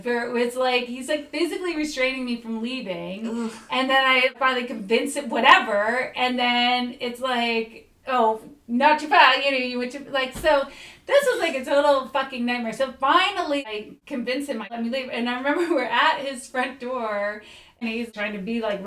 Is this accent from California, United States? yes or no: no; New Jersey, United States; moved away as an adult; I grew up in Jersey